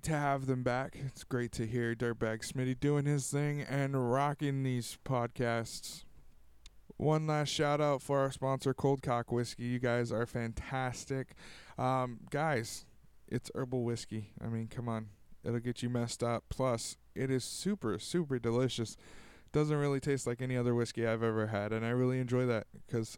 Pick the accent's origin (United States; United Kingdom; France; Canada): United States; Tulare, California; my hometown of Tulare